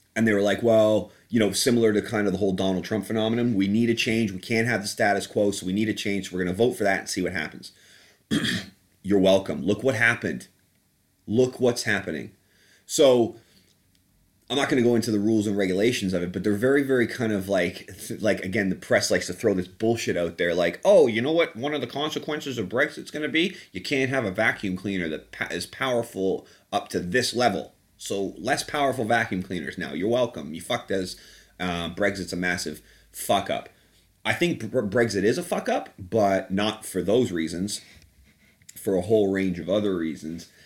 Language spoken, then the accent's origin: English; Canada; moved away as an adult; also born or lived in United Kingdom (born) / Southeast London; now in London, United Kingdom; I'm, uh, British by birth, but I grew up in Canada